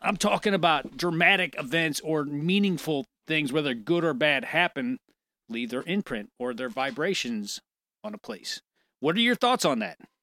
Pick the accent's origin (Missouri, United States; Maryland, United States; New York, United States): Missouri, United States; St. Louis; moved away as an adult; now in St. Charles, United States; I moved from Saint Louis to Saint Charles, where I live now